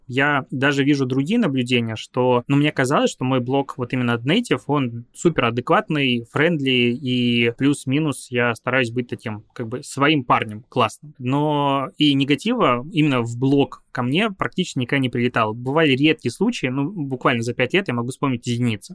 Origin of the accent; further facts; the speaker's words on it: Belarus; moved away as an adult; also born or lived in Crimea / Minsk; now in Saint Petersburg, Russia; я вообще родился в Крыму и тут просто вырос